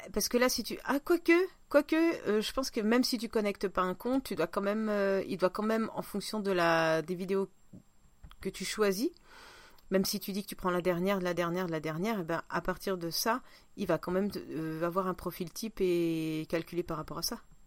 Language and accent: French; Russia; accent: Russian; French is a second language; now in France; je vais pas le sortir mon accent parce que euh, c'est même plus authentique, c'est russe